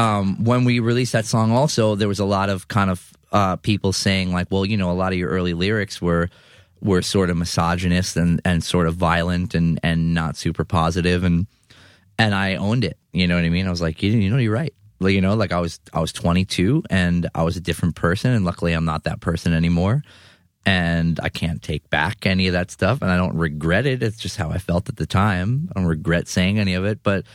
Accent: Queens, New York, United States; See, but I'm from Eastern Queens.

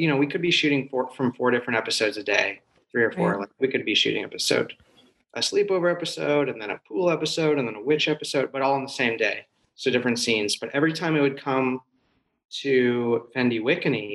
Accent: Missouri, United States; moved away as an adult; now in Los Angeles, United States; I went to USC. So, but I'm from Missouri

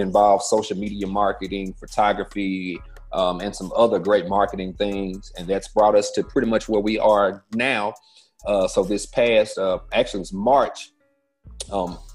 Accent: Shreveport, Louisiana, United States; I'm from Shreveport, Louisiana, born and raised. My parents are from here

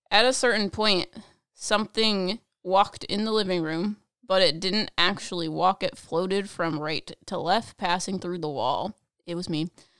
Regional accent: Italy; I'm from Italy.

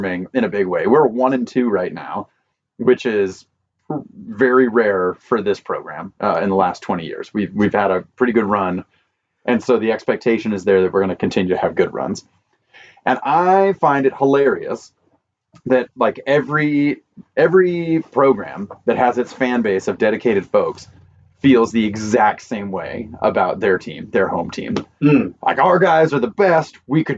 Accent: Idaho, United States; I'm from Idaho

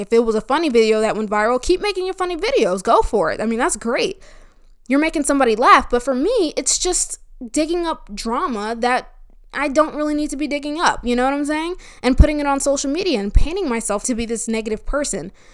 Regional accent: New Jersey, United States; now in Florida, United States; I'm from New Jersey

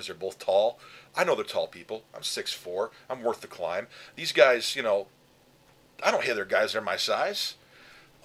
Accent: New York, United States; I grew up in New York.

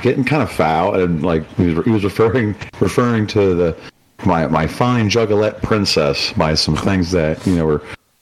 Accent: Appalachia, United States; also born or lived in Kent State (Ohio); they gave me a scholarship for being Appalachian as a minority

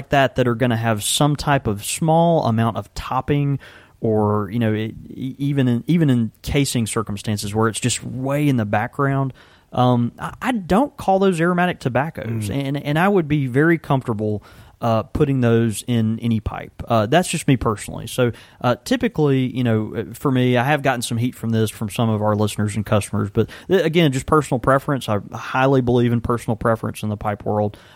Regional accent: Houston, Texas, United States; born there; now in Jackson, United States; I was born in Houston, Texas. Okay, that's a that's a big city, fourth largest city in the country.

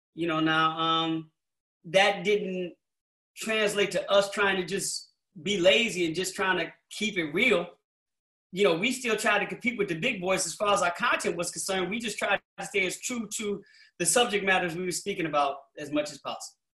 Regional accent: Chicago, Illinois, United States; I'm being from Chicago

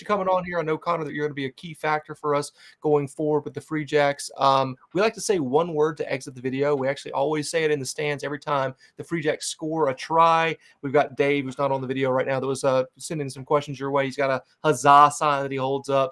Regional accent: North Carolina, United States; also born or lived in Charlotte; now in New England, United States; I'm originally from North Carolina

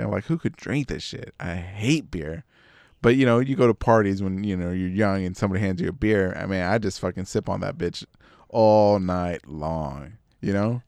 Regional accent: Texas, United States

